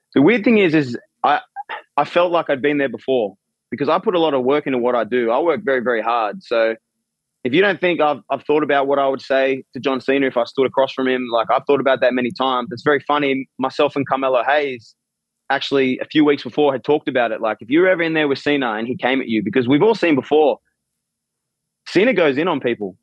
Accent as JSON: {"language": "English", "country": "Australia", "said": "I'm from Australia"}